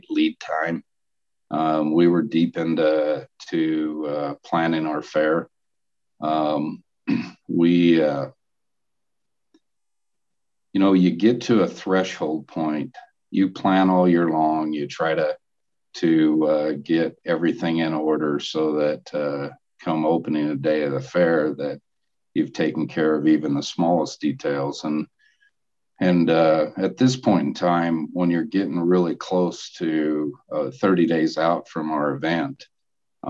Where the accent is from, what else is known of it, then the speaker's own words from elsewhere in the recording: Logandale, Nevada, United States; I remember growing up in the Logandale area that, you know, there was just a few thousand people there. I graduated from high school there